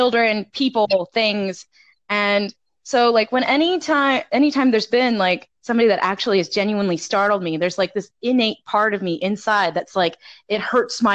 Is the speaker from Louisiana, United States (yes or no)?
no; South Texas, United States; I'm originally from South Texas. I'm from the South